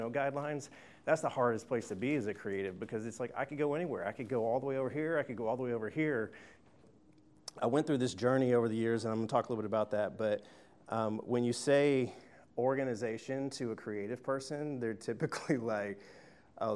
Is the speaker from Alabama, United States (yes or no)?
yes; Tuscaloosa, Alabama, United States; I'm from Tuscaloosa, Alabama